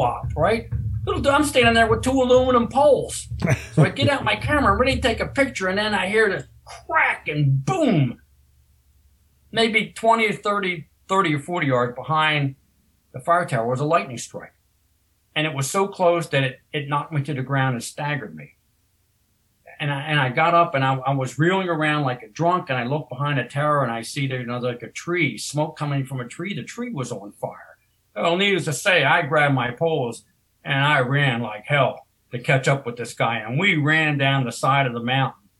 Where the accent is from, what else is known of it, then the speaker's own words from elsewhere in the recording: Maryland, United States; I am from Maryland. I live north of Baltimore